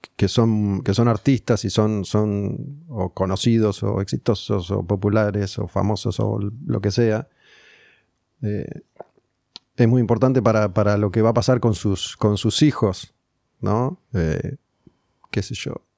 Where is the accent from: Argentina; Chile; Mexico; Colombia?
Argentina; Somos argentinos